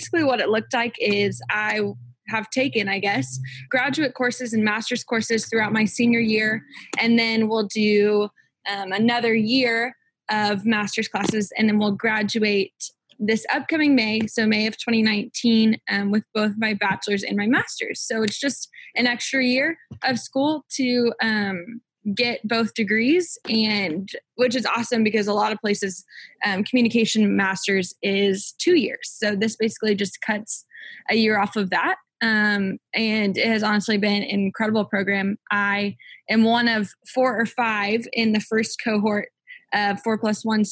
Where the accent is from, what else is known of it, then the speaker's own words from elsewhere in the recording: Edmond, Oklahoma, United States; moved away as an adult; I am from Edmond, Oklahoma, which is a suburb of Oklahoma City.